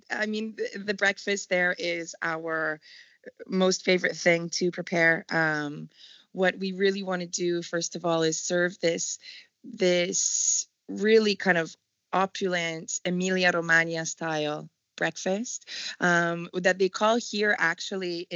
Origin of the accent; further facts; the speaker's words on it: Montreal, Quebec, Canada; moved away as an adult; also born or lived in Whistler, BC; now in Modena, Italy; I'm born and raised in Montreal, Canada